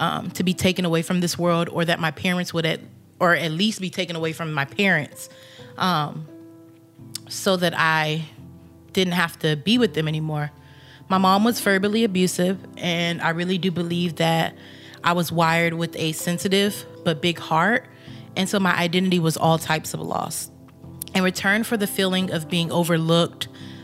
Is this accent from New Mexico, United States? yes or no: no; Texas, United States; Growing up in Texas, I occasionally went to church